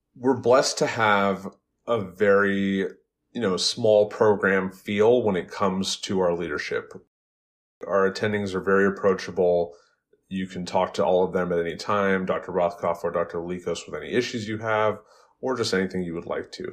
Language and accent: English; West Coast, Bay Area, Los Angeles, California, United States; moved away as an adult; also born or lived in Phoenix, Arizona; now in Worcester, United States; I grew up on the West Coast. I grew up in big cities like the Bay Area, Los Angeles.